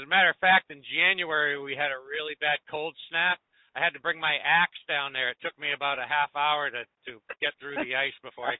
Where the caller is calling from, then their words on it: New Hampshire, United States; I'm calling from New Hampshire.